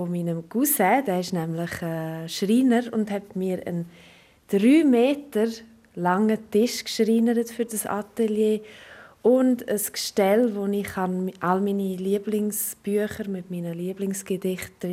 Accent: Graubünden, Switzerland; also born or lived in Samedan; Ich bin in La Punta Muest aufgewachsen, in Zamada im Engadin geboren und ich bin 32.

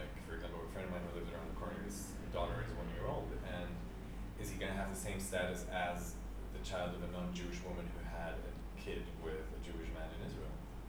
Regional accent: Venezuela; moved away

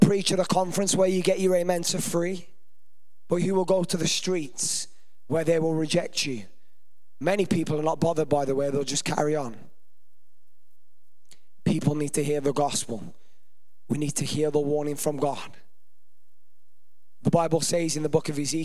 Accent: Birmingham, West Midlands, United Kingdom; Hopefully you can't tell I'm from there by my accent

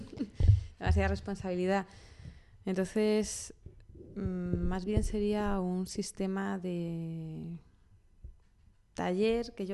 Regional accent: Toledo, Castilla-La Mancha, Spain; De Toledo.

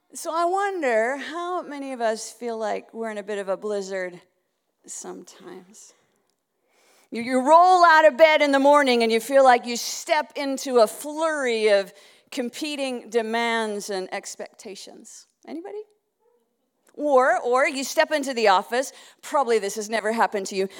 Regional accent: Winnipeg, Manitoba, Canada; moved away; I'm from another part of Canada. I was originally from Winnipeg

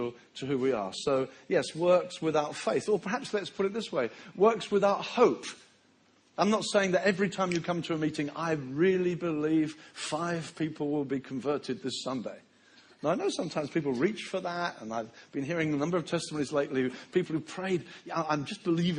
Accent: Brighton, South East England, United Kingdom; my hometown of Brighton, where I was raised

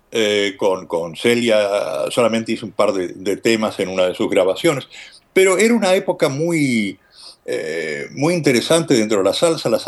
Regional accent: Argentina; moved away as an adult; now in United States; Yo vine de la Argentina en los años 70 a Estados Unidos por um, una especie de la Meca, ¿no?

